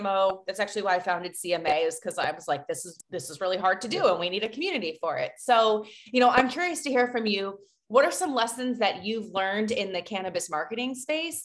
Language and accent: English; Colorado, United States; I'm from Colorado